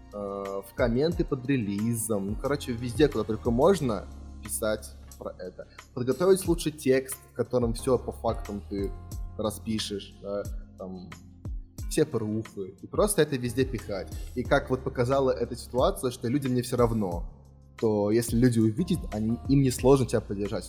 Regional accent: Moscow, Russia; я из России

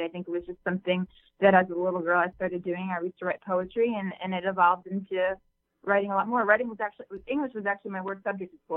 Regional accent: Ohio, United States; moved away as an adult; also born or lived in Alabama; I'm from Ohio

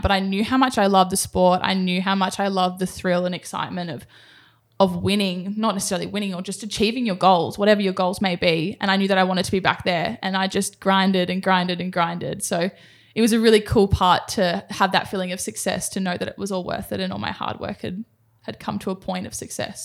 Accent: Sydney, New South Wales, Australia; moved away as an adult; now in Gold Coast, Australia; I grew up in Sydney, in Cronulla.

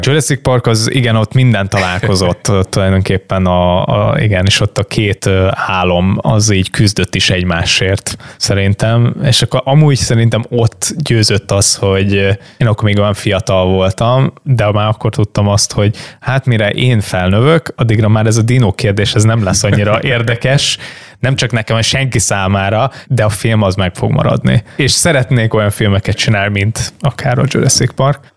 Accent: Hungary; nem pestiként, hanem egy Balaton mellett élő vidéki kisfiúként

